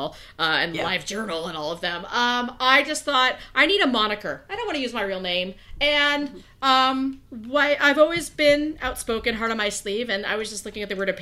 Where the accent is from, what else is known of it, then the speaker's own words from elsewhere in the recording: California, United States; I'm a California girl